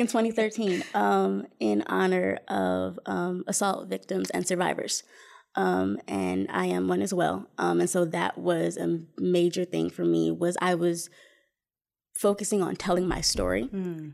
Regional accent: Flint, Michigan, United States; also born or lived in Indianapolis, Indiana; was born and raised in Flint. Um, I lived there until I was about 26 years old

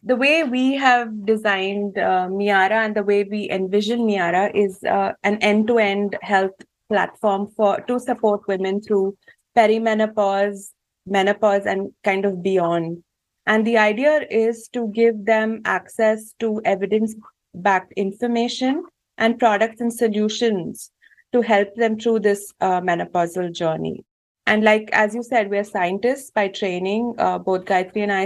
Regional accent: India; moved away as an adult; also born or lived in Germany; now in Switzerland; I grew up in India and I moved to uh, Germany about 15 years ago to pursue my PhD in biochemistry, after which I moved to Switzerland

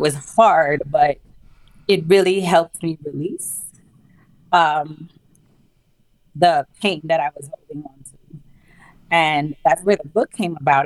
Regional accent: St. Lucia; now in New York City, United States; born and raised in St. Lucia, which is a small Caribbean island

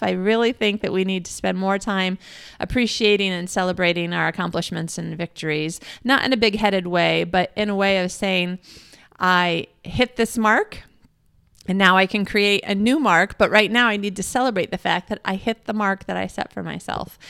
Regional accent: Midwest, United States; moved away as an adult; now in Australia; I'm American and I'm a Midwesterner from America

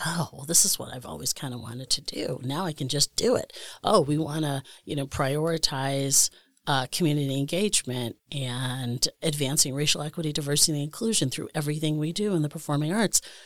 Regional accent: Scranton, Pennsylvania, United States; also born or lived in Pittsburgh, Pennsylvania; now in Milwaukee, United States; I'm originally from Scranton

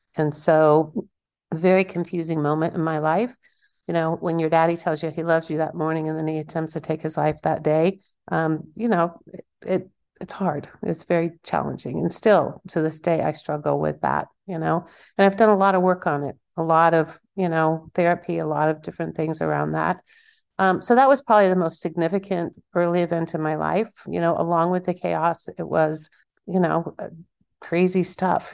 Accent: Kansas, United States; I'm from Kansas

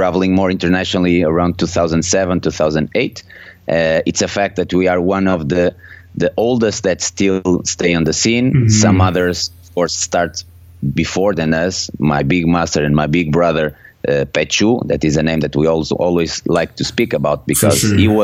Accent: Porto, Norte, Portugal; English is a second language; I was born and raised in Porto. My parents are Portuguese

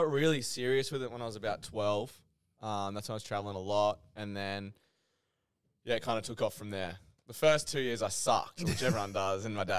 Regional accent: Brisbane, Queensland, Australia; also born or lived in Roxburgh; Brisbane, Australia, which is like Brisbane, Gold Coast, Sunshine Coast. That's where I'm from. I live in actually a town called Roxburgh, which no one's ever heard of, but I'm away from everyone, which is good.

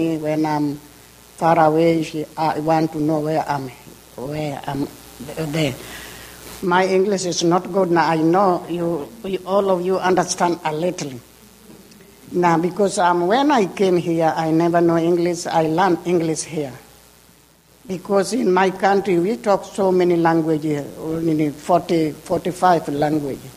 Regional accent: Kenya; English is a second language; now in United States; I'm from Kenya, Africa.

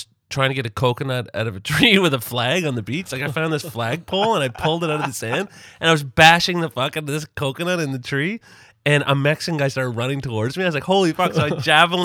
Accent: Nova Scotia, Canada; I'm from Nova Scotia

